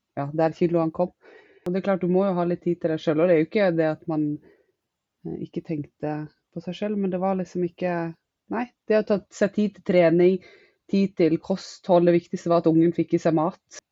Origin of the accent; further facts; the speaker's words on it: Western Norway, Norway; moved away as an adult; now in Northern Norway; Jeg er opprinnelig fra Vestlandet, men har bodd de siste ti årene på Østlandet